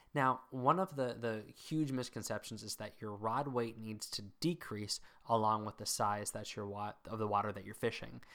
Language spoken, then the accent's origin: English; Mid-Atlantic, United States; also born or lived in Northern Virginia / Maryland / south central Pennsylvania; now in New England, United States; I grew up in the mid Atlantic